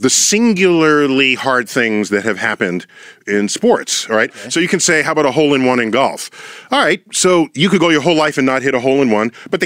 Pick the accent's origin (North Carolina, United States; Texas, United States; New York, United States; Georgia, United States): New York, United States; New York City; I'm a legit Yankee fan, born and raised in the Bronx